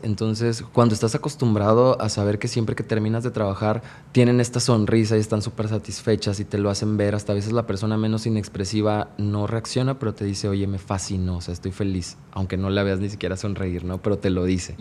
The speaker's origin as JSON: {"language": "Spanish", "region": "Veracruz", "country": "Mexico", "moved": "as an adult", "lives_now": "Mexico City, Mexico", "said": "Yo soy de Veracruz, del puerto de Veracruz. Trabajé como cuatro años en Veracruz y después decidí este, irme de Veracruz a trabajar a la Ciudad de México."}